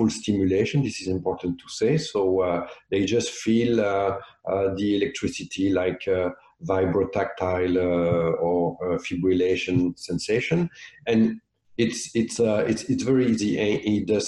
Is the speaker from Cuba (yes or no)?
no; Belgium; also born or lived in South of France; now in Nova Scotia, Canada; I'm from Belgium